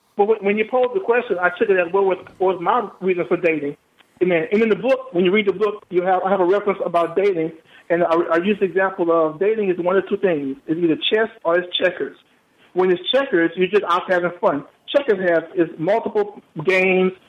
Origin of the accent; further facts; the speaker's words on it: Louisiana, United States; moved away; I'm originally from Louisiana